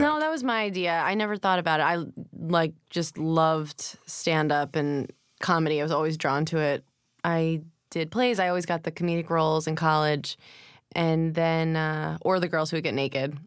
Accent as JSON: {"language": "English", "town": "Rockville Centre", "region": "New York", "country": "United States", "tie": "born or raised there", "also_born_or_lived": "Manhattan, New York / Hempstead, New York", "lives_now": "New York, United States", "said": "Born at Lenox Hill, and then we moved out to Long Island"}